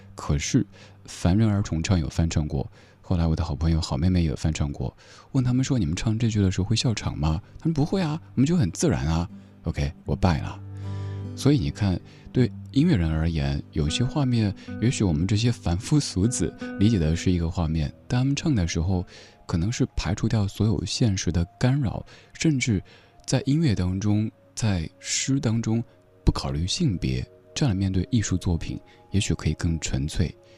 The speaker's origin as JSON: {"language": "Chinese", "region": "Sichuan", "country": "China", "tie": "born or raised there", "accent": "Sichuanese", "first_language": "Sichuanese", "said": "我的家乡话、四川话"}